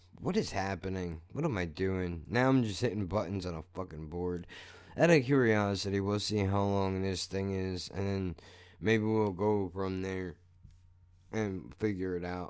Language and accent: English; United States; I'm an American